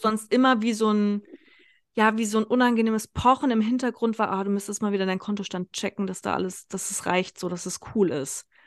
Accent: Kassel, Hesse, Germany; moved away as an adult; now in Konstanz, Germany; meine Heimatstadt Kassel

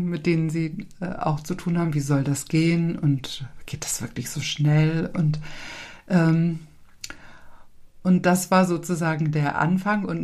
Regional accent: Kiel, Schleswig-Holstein, Germany; now in Lübeck, Germany; in meiner Geburtsstadt.

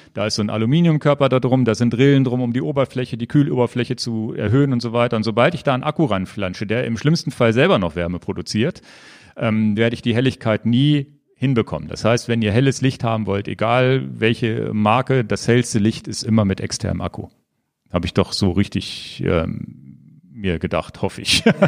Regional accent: Northern Germany, Germany; bei uns in Norddeutschland

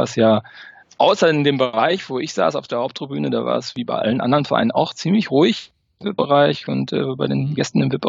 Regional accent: North Rhine-Westphalia, Germany; now in Paderborn, Germany; war in meiner Kindheit immer sehr viel äh, beim FC in Köln, weil ich auch da in der Nähe geboren

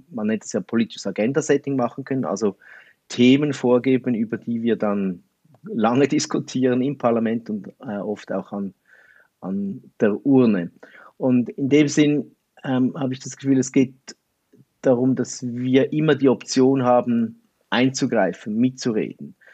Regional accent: Switzerland; Also man hört es vielleicht auch, ich bin Schweizer.

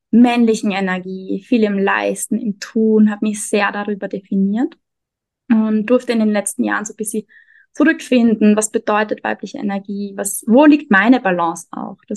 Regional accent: Austria; also born or lived in Vienna; now in Mexico; Ich komme aus Österreich, habe lange in Wien gelebt und lebe jetzt gerade seit einem Jahr ungefähr in Mexiko.

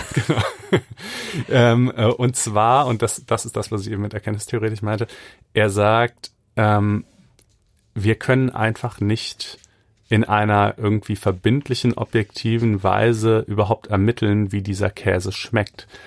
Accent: Germany; ich bin ja auch in Deutschland groß geworden

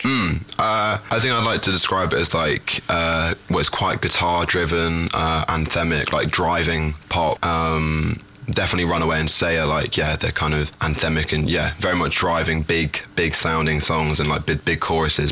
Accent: London, United Kingdom; I am 21 years old now. Um, yeah, my birthday was last week. Oh. Um, I'm from London, England.

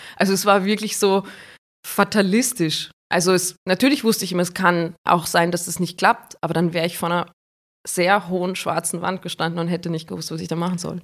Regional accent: Gastein Valley, Salzburg, Austria; Im Gasteinertal ähm, mhm. im Salzburger Land

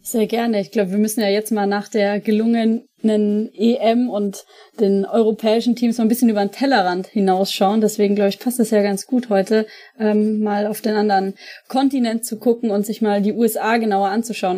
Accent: Franconia, Bavaria, Germany; also born or lived in Munich; now in Cologne, Germany; ich komme ja ursprünglich aus Franken

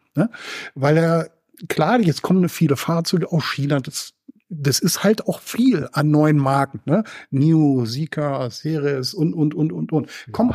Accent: Germany; hier bei uns in Deutschland

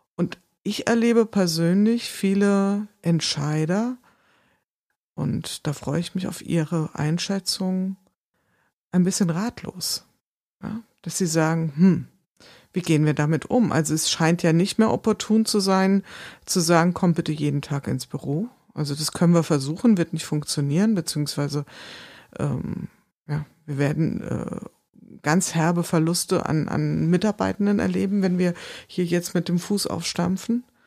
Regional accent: Wiesbaden, Hesse, Germany; ich komme aus Wiesbaden

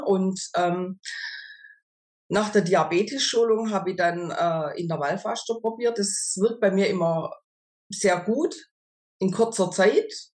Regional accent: near Stuttgart, Baden-Württemberg, Germany; ich komme aus der Nähe von Stuttgart

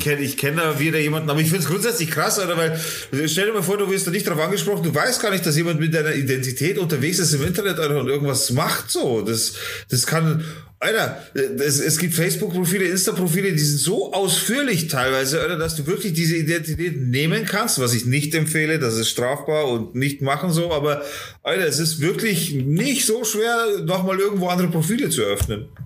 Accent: Germany; also born or lived in Munich; bei uns in Deutschland

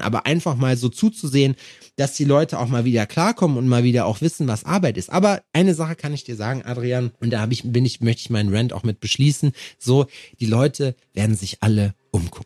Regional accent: Schalksmühle, North Rhine-Westphalia, Germany; moved away; da wo ich herkomme, aus Schalksmühle

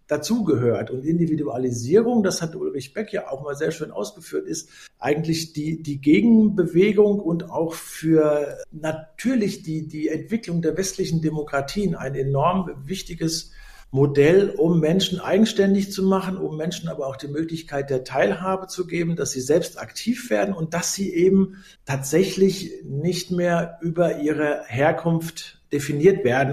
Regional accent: Germany; ich komme aus der Nähe des Westerwalds

